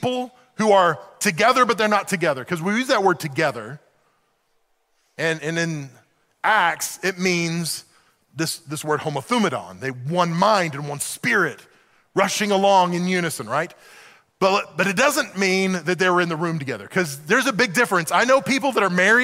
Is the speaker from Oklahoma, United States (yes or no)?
yes; Oklahoma City, Oklahoma, United States; moved away as an adult; also born or lived in Western Pennsylvania; now in Pennsylvania, United States; I grew up in Oklahoma City.